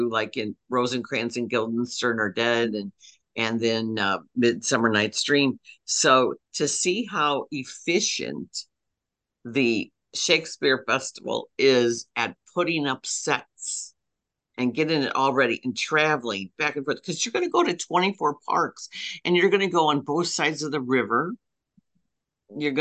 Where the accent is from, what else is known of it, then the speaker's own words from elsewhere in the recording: Belleville, Illinois, United States; my hometown of Belleville